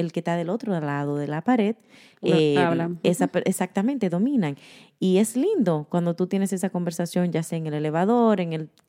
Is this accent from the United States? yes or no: yes; United States; Que una de las cosas que creciendo aquí en los Estados Unidos, yo veía bonito que cuando la gente, yo me podía defender en inglés y la gente notaba de que yo sabía otro idioma